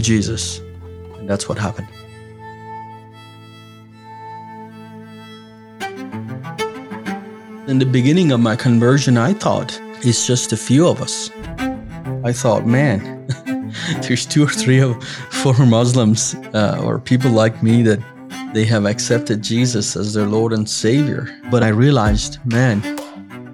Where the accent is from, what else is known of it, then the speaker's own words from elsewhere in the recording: Iran; I was born and raised in Iran